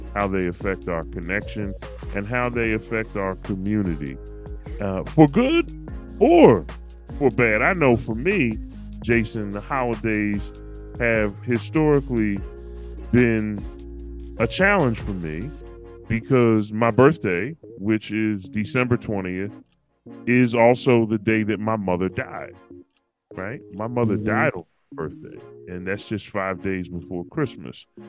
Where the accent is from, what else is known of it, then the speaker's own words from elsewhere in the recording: Pennsylvania, United States; I'm from Pennsylvania